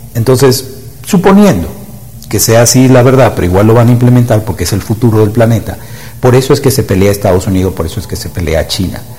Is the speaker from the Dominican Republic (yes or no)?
yes; Dominican Republic; yo soy de República Dominicana, una isla del Caribe la isla del merengue y de la bachata.